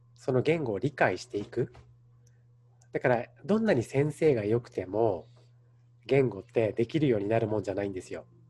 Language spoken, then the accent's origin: Japanese; Japan; now in Los Angeles, United States; 自分の生まれ育った文化